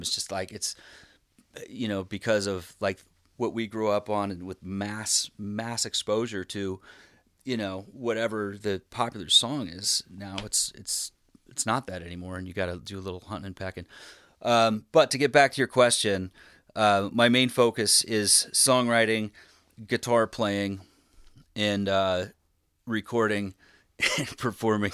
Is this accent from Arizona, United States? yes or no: no; Spokane, Washington, United States; moved away as an adult; also born or lived in Bellingham, Washington; now in Philadelphia, United States; I grew up in Spokane, Washington, and I moved to Philly